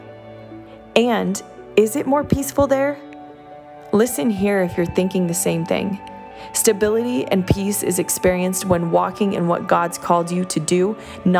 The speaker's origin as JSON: {"language": "English", "town": "Orlando", "region": "Florida", "country": "United States", "tie": "born or raised there", "lives_now": "South Florida, United States", "said": "Orlando, Florida, my hometown"}